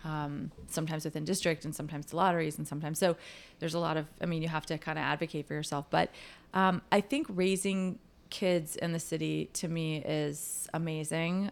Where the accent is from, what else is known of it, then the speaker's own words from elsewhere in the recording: Chicago, Illinois, United States; moved away as an adult; now in New York City, United States; I grew up in Chicago, and, um, I knew that I was not gonna live in Chicago as an adult